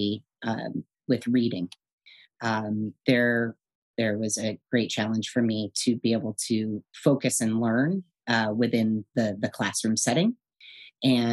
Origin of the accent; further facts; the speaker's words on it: Madison, Wisconsin, United States; also born or lived in Connecticut; now in San Francisco, United States; My brother and I were born in Connecticut and relocated with our mom and dad out to Madison, Wisconsin in 1978. I was 4 years old.